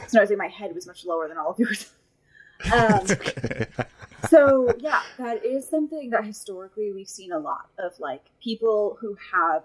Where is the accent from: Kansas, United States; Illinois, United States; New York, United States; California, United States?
New York, United States; I'm from New York.